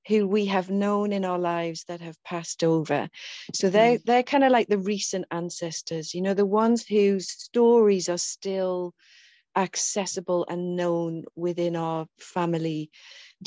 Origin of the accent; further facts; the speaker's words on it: England, United Kingdom; I'm from England, I'm from the UK, so this land, my lineage, goes all the way back through